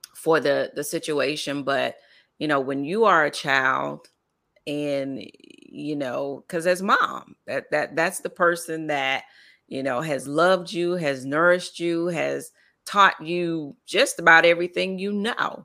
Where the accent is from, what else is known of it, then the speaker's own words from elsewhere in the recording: Lake Wales, Florida, United States; I grew up in Lake Wells, Florida